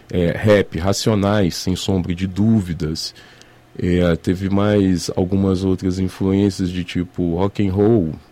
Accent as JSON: {"language": "Portuguese", "town": "Juiz de Fora", "region": "Minas Gerais", "country": "Brazil", "tie": "born or raised there", "said": "Eu sou mineiro de Juiz de Fora mesmo e sempre fui nascido e criado aqui."}